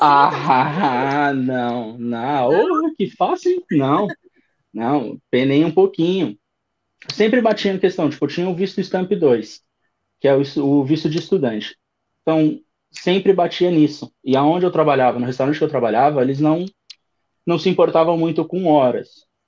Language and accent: Portuguese; São Paulo, Brazil; moved away as an adult; now in Dublin, Ireland; 30 anos, é, sou de São Paulo, capital.